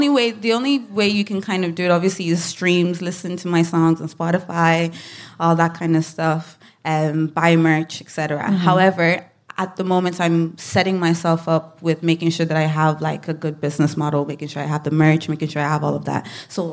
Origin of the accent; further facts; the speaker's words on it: Nigeria; now in Ireland; the duality of being Nigerian and also being Irish and living in Ireland for so long, feeling misunderstood.